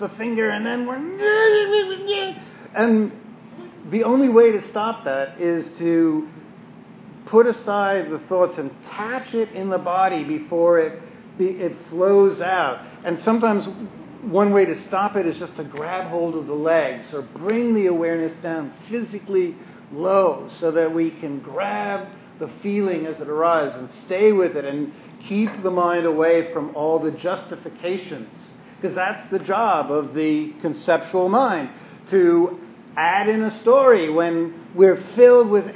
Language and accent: English; New York City, New York, United States; moved away; I'm from Brooklyn.